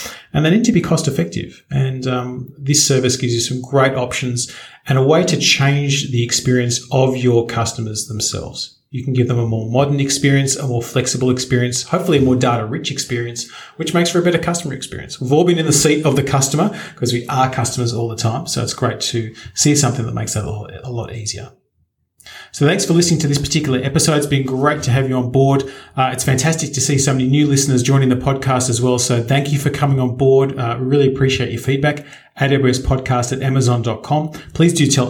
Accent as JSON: {"language": "English", "country": "Australia", "said": "I'm an Australian"}